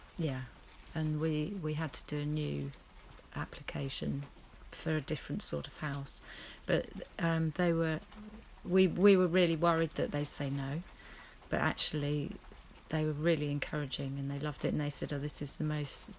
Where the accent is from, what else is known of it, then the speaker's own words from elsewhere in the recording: Wimbledon, London, United Kingdom; moved away; I was brought up in Wimbledon